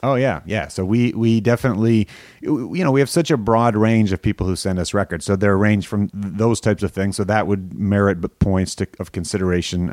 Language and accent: English; Canada; I grew up in Canada